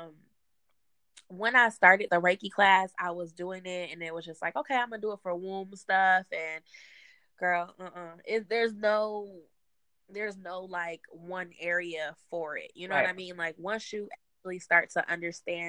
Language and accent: English; Detroit, Michigan, United States; now in Atlanta, United States; I'm from Detroit